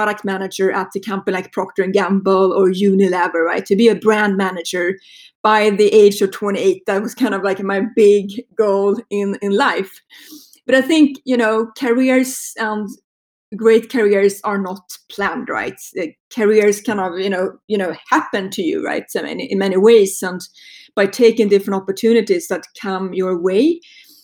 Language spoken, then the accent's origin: English; Sweden; accent: Swedish; moved away; if you're wondering about my accent, it's a Swedish accent. I grew up in Sweden